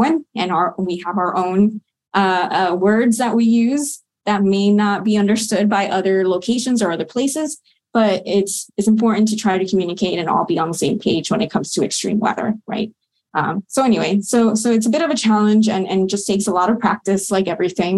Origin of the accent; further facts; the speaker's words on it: South Florida, United States; moved away as an adult; also born or lived in Colorado; now in Maryland, United States; I grew up in South Florida and there are no mountains there